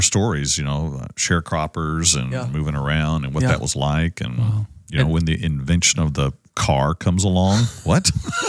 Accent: Dallas, Texas, United States; also born or lived in Missouri; I grew up in Oak Cliff.

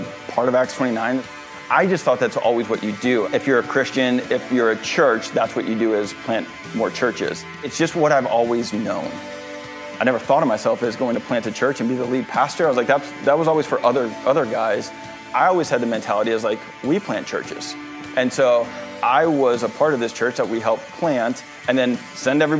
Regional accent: St. Louis, Missouri, United States; moved away as an adult; also born or lived in Orlando, Florida; now in Jupiter, United States; I was born and raised in St. Louis

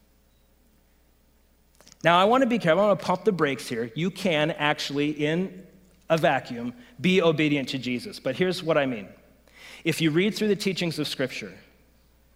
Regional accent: United States; I'm an American

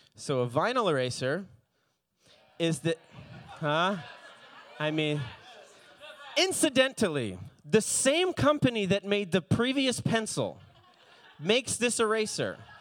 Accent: Palm Beach, Fort Lauderdale area, South Florida, United States; moved away; I grew up in, in the Palm Beach, Fort Lauderdale area

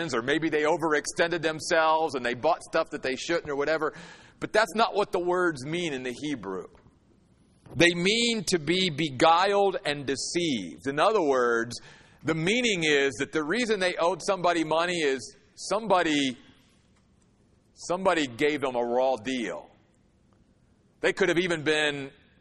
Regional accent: United States; as an American

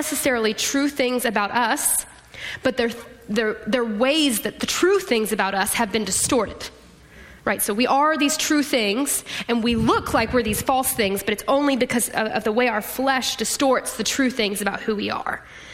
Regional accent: Austin, Texas, United States; I'm from Austin

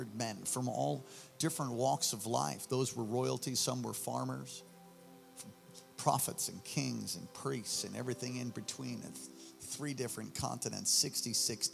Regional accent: New York City, New York, United States; moved away as an adult; also born or lived in Hawaii; I'm from New York originally. The first 18 years of my life, I was born on the Lower East Side at St. Vincent's Hospital

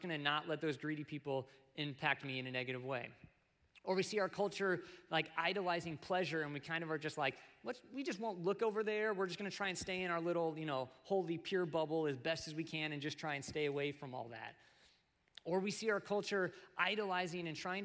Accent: United States; as American Christians

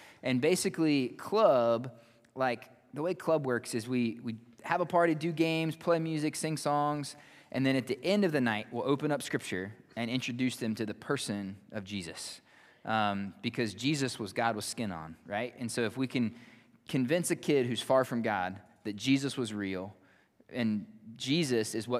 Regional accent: Wirt County, West Virginia, United States; moved away as an adult; now in Malawi; I grew up in Wirt County

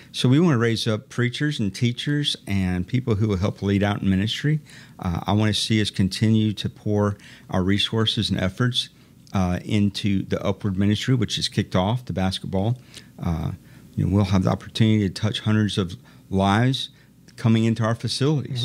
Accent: Iowa, United States; also born or lived in Dayton, Ohio; I grew up in Iowa

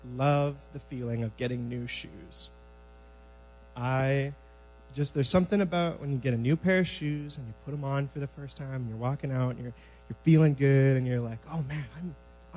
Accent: Moose Jaw, Saskatchewan, Canada; I am from Moose Jaw, Saskatchewan, originally.

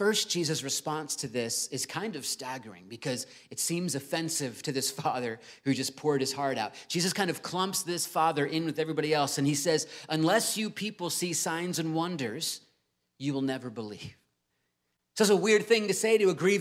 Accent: Virginia Beach, Virginia, United States; I grew up in Virginia Beach

